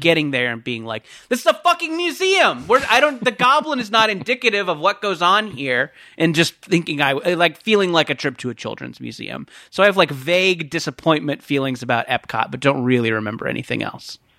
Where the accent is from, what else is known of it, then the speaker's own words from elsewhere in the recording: Orange County, California, United States; I grew up in Orange County